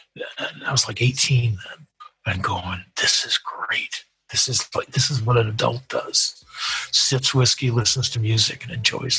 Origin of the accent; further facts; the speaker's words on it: Midwest, United States; moved away as an adult; now in United Kingdom; There's a very easygoing Midwestern thing, which I do miss growing up in the Midwest.